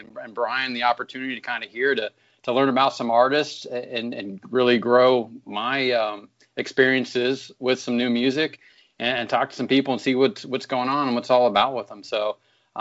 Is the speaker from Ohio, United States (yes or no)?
yes; Cincinnati, Ohio, United States; now in Columbus, United States; I'm from the Midwest, from originally from the Cincinnati area. And that's kind of where I grew up